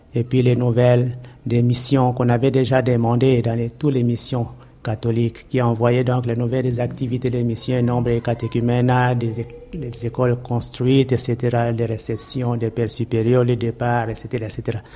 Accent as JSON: {"language": "French", "town": "Brazzaville", "country": "Republic of the Congo", "tie": "born or raised there", "moved": "yes", "lives_now": "Kinshasa, DR Congo", "said": "je suis né à Brazzaville le 17 juillet 1914"}